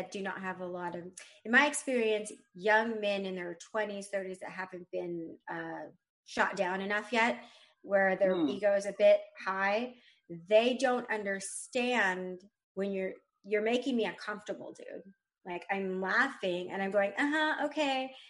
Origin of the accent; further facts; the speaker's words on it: Texas, United States; I'm also from Texas